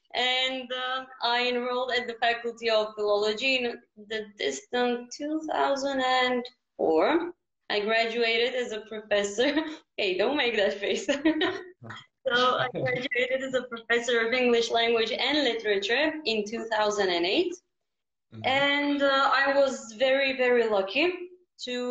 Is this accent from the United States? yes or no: no; Ohrid, North Macedonia; I'm very lucky to have been born in Ohrid